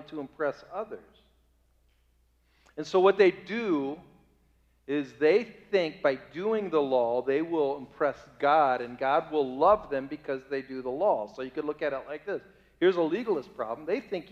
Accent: Bay Village, Ohio, United States; The town I grew up in Bay Village, Ohio

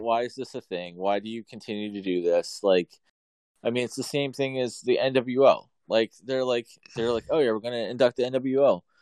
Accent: Canton, Ohio, United States; we're from Canton, um, or Canton area

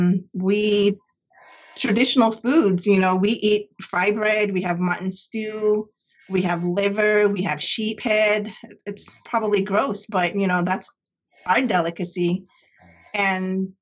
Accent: Arizona, United States; moved away as an adult; now in San Diego, United States; I just introduced myself to you in my native language. I am originally from Arizona, born and raised on the reservation, and I moved out to San Diego right after 9/11.

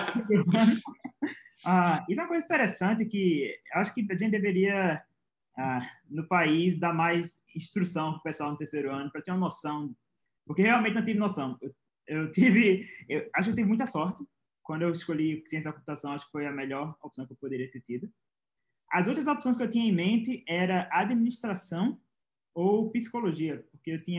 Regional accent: Pernambuco, Brazil; Eu sou de Pernambuco, tinha a Federal de Pernambuco e a UPE, que é a estadual de Pernambuco.

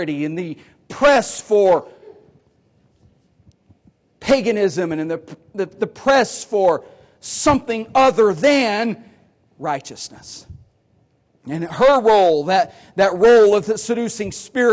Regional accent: United States

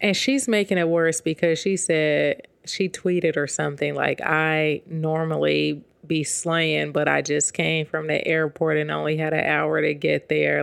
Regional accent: West Coast, United States; I'm from the West Coast

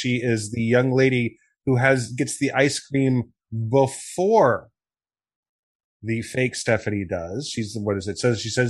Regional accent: Wichita, Kansas, United States; I grew up in Wichita, Kansas

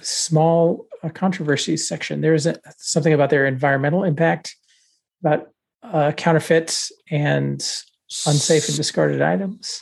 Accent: Texas, United States; moved away as an adult; now in Pittsburgh, United States; I grew up in Texas

